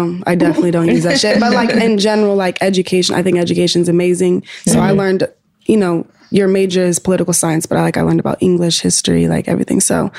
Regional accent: Atlanta, Georgia, United States; Like we are both from Atlanta and like her management, they were like the first people I got cool with in Atlanta.

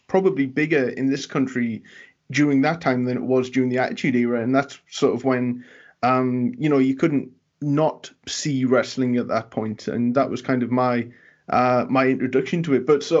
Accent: Newcastle upon Tyne, North East England, United Kingdom; now in United States; my accent over time has kind of been softened and flattened a little because I need Americans to understand me. Because otherwise, I'm basically from the same city as Pac. And you know how strong his accent is. Yeah, Newcastle.

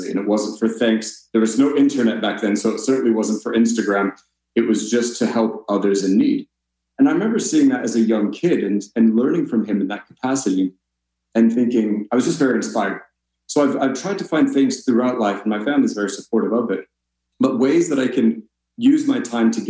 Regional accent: Colorado, United States; moved away as an adult; also born or lived in Sydney, Australia; now in Norway; I come from Colorado originally, though I live in Norway now.

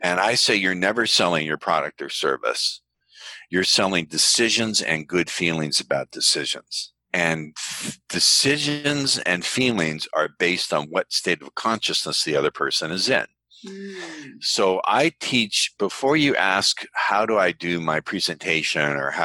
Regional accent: United States; I'm American

